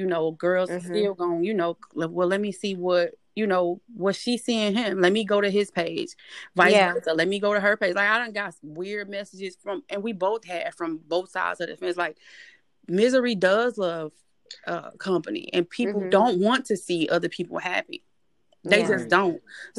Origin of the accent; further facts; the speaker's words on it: Jamaica; This will be number 7 for me. I'm like, I'm Jamaican.